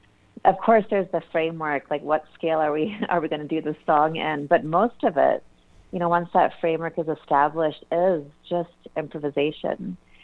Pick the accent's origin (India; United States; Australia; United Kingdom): India; And growing up in India, or within an Indian family and surrounded by Indian music